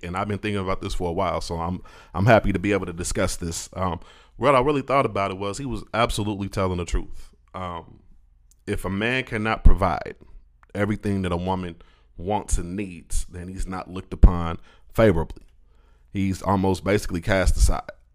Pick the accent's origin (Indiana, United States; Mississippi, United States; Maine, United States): Indiana, United States; Indianapolis; moved away as an adult; now in Pensacola, United States; I'm from up north. I'm from Indianapolis